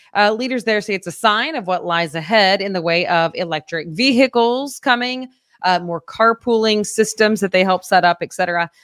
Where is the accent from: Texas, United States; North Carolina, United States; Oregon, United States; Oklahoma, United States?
Oklahoma, United States; Fort Gibson; moved away; my hometown of Fort Gibson, Oklahoma